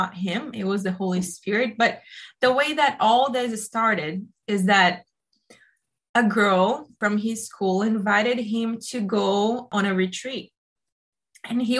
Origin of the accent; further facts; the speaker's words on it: Brazil; moved away as an adult; also born or lived in Italy; now in Boston, United States; I am Brazilian. I grew up in Brazil.